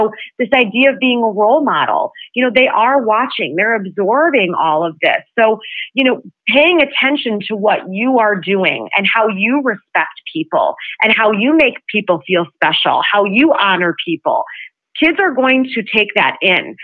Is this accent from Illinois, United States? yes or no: yes; Chicago, Illinois, United States; I hail from Chicago.